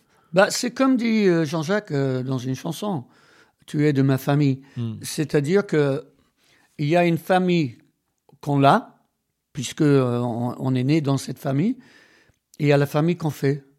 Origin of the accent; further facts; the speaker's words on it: Wales, United Kingdom; French is a second language; moved away as an adult; now in France; j'ai été élevé au Pays de Galles